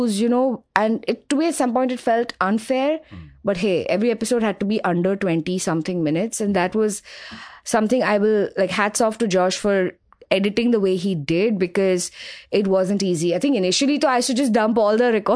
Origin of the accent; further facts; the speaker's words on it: Mumbai, Maharashtra, India; I grew up in Grant Road. I lived there for the first 20 years of my life